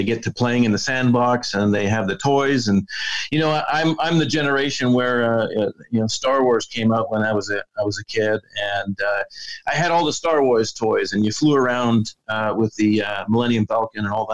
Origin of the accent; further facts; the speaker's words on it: Canada; being born and raised in Canada where I was in a small town